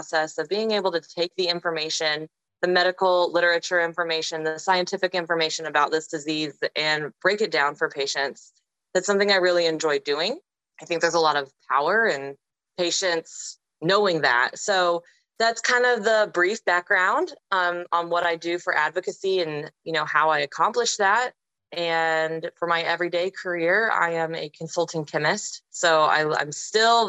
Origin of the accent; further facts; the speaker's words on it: Arizona, United States; I'm from Arizona in the United States